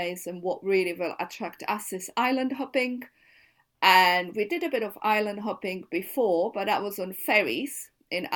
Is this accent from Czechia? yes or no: yes; Czechia; moved away as an adult; now in London, United Kingdom; we come from Czech Republic.